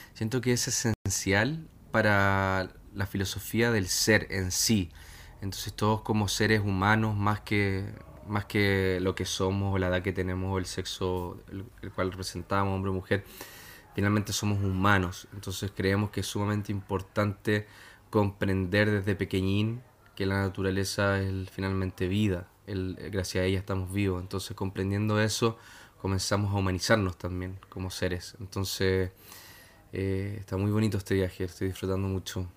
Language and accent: Spanish; Chile; Aquí en Chile estamos recibiendo muchos extranjeros